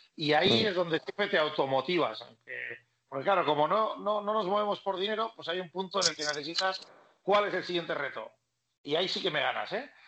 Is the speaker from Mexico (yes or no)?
no; Basque Country, Spain; siendo vasco